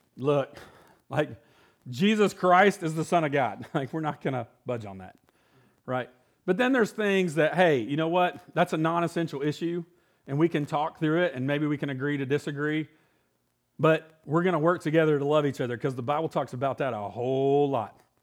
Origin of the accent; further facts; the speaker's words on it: Illinois, United States; moved away; I was born in Illinois, so I'm a Yankee